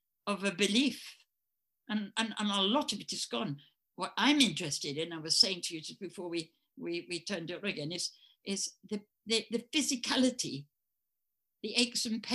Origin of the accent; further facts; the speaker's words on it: England, United Kingdom; accent: English; in America, they liked my English accent